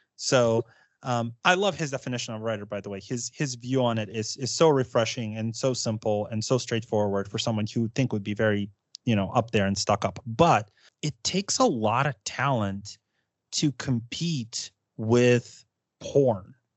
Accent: United States; I say that as an American

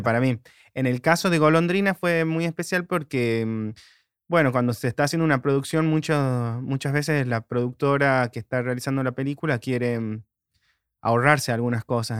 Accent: Tucumán, Argentina; De Tucumán

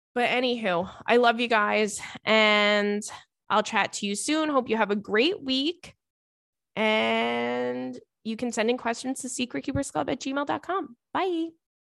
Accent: New York, United States; I grew up in New York

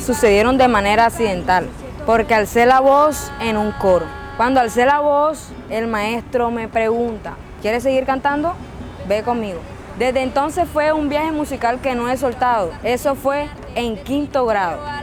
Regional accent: Barranquilla, Atlántico, Colombia; soy de Barranquilla

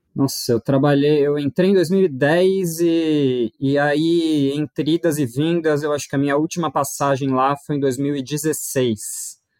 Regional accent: São Paulo, Brazil; eu sou de São Paulo, nascido e criado e, e, fiz a minha vida toda aqui

